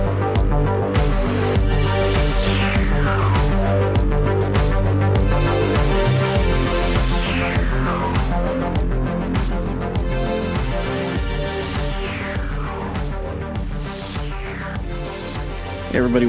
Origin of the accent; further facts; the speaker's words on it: Douglas, Arizona, United States; moved away; also born or lived in Tucson, Arizona; my family's from that area. I was born in Douglas, Arizona, which is not very far from there at all.